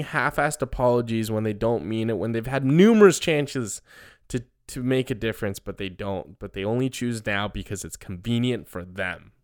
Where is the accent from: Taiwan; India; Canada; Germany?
Taiwan; moved away; where I grew up in Taiwan